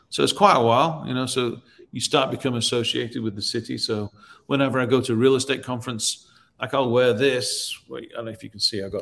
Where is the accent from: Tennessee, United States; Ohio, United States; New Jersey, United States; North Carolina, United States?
Tennessee, United States; Nashville; Well, I'm from Nashville, so then that links me to that city